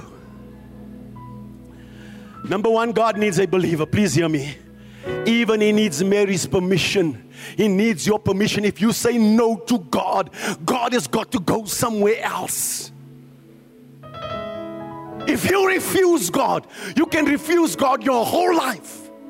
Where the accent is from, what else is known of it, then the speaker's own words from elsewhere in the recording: Randfontein, Gauteng, South Africa; Oh, I come from Randfontein. So I come from Kari.